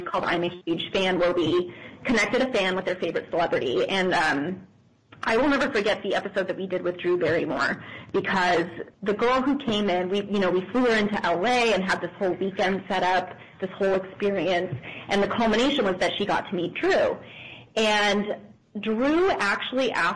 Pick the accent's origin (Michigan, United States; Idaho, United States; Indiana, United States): Idaho, United States; Boise; I grew up in Boise, Idaho.